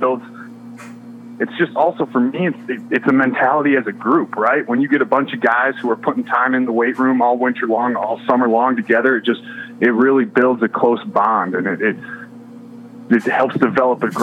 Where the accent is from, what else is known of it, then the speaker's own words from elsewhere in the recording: Charlevoix, Michigan, United States; moved away as an adult; also born or lived in Indianapolis, Indiana; I'm from Charlevoix, Michigan originally, so it was a chance to come back to the state